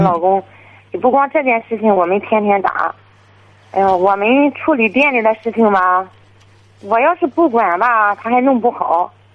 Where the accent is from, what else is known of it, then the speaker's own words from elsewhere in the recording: Qihe, Shandong, China; 我是齐河的